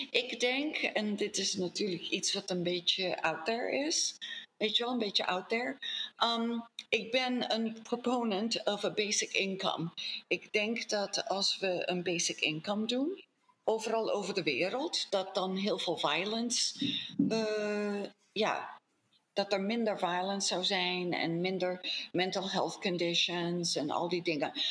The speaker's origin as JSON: {"language": "Dutch", "country": "Colombia", "tie": "born there", "said": "Dus eh, ik ben niet eens in Nederland geboren. Ik ben in Colombia geboren."}